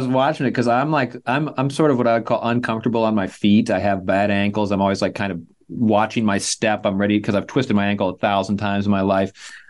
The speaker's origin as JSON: {"language": "English", "town": "Chanhassen", "region": "Minnesota", "country": "United States", "tie": "born or raised there", "said": "I had a closer tie to it this year because I am from Chanhassen. Now, when I grew up there, there was no Chanhassen High School. But now there is."}